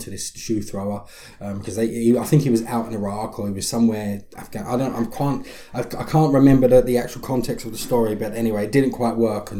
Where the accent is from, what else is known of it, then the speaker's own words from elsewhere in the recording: England, United Kingdom; born there; I couldn't vote anyway because I was born in England.